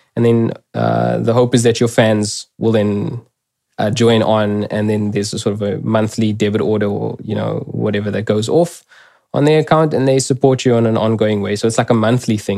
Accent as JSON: {"language": "English", "country": "South Africa", "first_language": "English", "said": "me as a South African"}